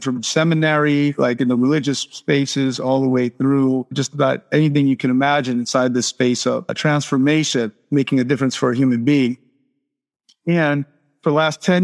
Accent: Miami, Florida, United States; moved away as an adult; now in Playa del Carmen, Mexico; I'm from Miami originally.

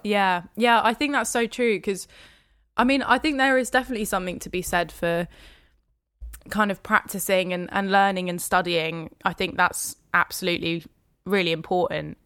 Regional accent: Hertfordshire, near St Albans, East of England, United Kingdom; also born or lived in Dunstable / Lewisham, London; now in London, United Kingdom; I grew up in Hertfordshire, so k-, kind of in a little village just outside Saint Albans.

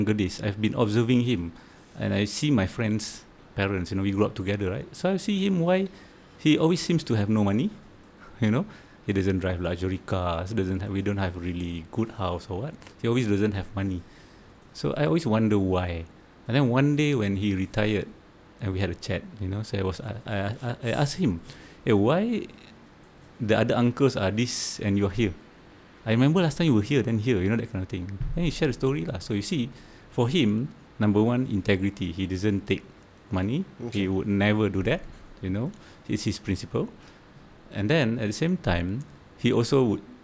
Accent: Ipoh, Perak, Malaysia; So I'm just a typical Ipoh guy. I don't know. I just grew up there

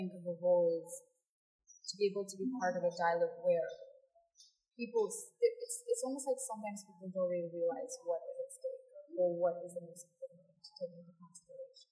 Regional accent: Mauritius; I come from Mauritius

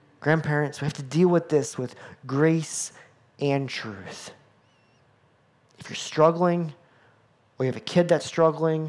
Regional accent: United States; as an American boy

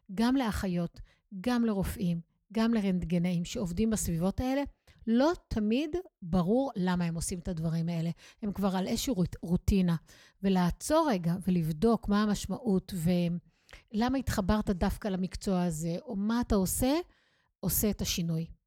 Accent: Israel; אני כישראלית, צברית

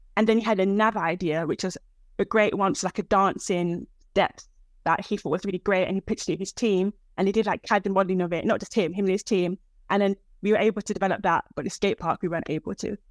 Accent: United Kingdom; also born or lived in Nigeria; I'm actually African, I'm British Nigerian.

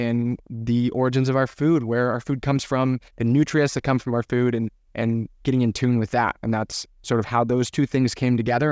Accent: Ventura County, California, United States; growing up in Ventura County

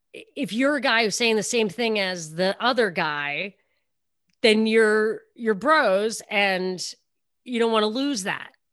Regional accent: New York, United States; moved away; also born or lived in the South (US); I'm from New York

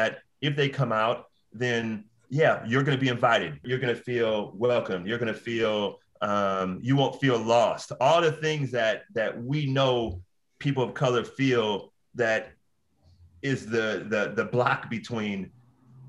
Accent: Oakland, California, United States; moved away as an adult; also born or lived in Los Angeles; now in Bay Area, United States; a friend of mine, Joe Scott, which I grew up with in Oakland

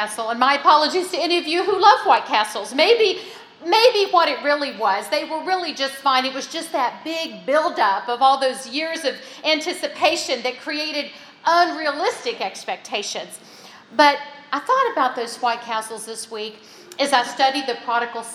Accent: West Virginia, United States; I grew up in West Virginia

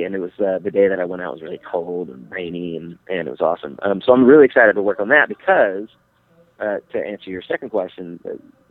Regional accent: Texas, United States; moved away; I'm originally from Texas

